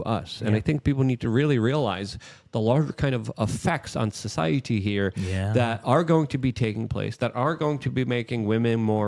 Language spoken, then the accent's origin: English; United States; as an American